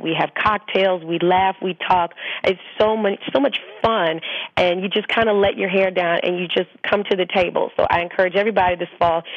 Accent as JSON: {"language": "English", "region": "the South", "country": "United States", "tie": "born or raised there", "said": "growing up in the South, I mean, we barbecue year round."}